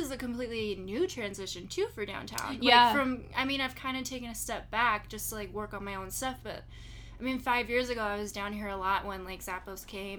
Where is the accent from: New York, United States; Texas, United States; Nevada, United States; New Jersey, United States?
Nevada, United States; Las Vegas; I grew up in Las Vegas. I'm like third generation Las Vegas.